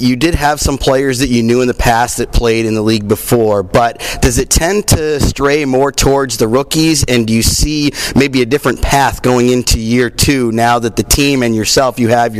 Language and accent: English; Portland, Maine, United States; born or raised there